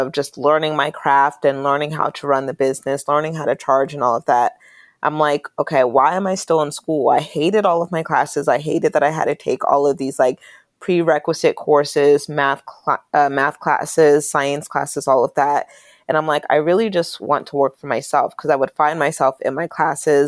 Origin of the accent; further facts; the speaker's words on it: Pittsburgh, Pennsylvania, United States; moved away as an adult; also born or lived in Charlotte, North Carolina; I grew up in Pennsylvania, Western Pennsylvania, in the Pittsburgh area